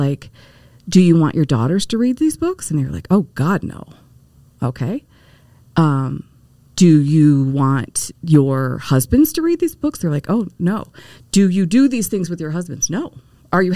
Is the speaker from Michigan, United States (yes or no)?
yes; Detroit, Michigan, United States; I was born in Detroit. And when you are born in Detroit, the Motor City, you don't pick your religion